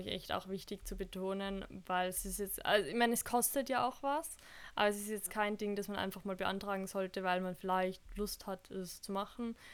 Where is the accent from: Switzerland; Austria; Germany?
Austria; uns Österreicher